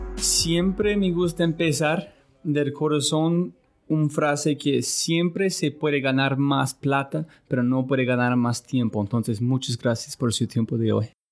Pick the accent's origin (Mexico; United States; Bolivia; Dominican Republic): United States; Spanish is a second language; moved away; soy un gringo